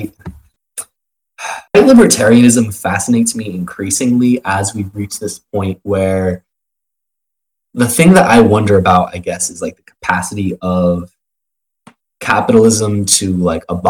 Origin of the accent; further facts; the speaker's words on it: Arizona, United States; I grew up in Arizona, like, positively surrounded by, like, right-wing libertarians